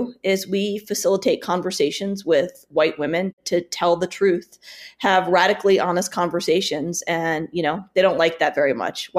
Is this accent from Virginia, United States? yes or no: yes; Richmond, Virginia, United States; now in Denver, United States; I'm born and raised in Richmond, Virginia. And my parents were immigrants from India.